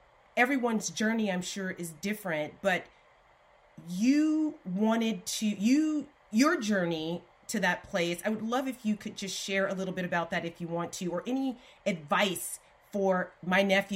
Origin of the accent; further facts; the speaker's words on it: Alabama, United States; I'm from Alabama